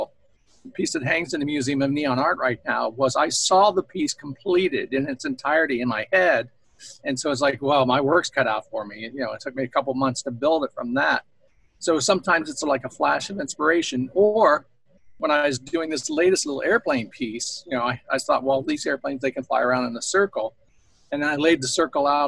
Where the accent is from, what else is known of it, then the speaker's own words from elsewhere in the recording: Tiffin, Ohio, United States; moved away; my hometown of Tiffin, Ohio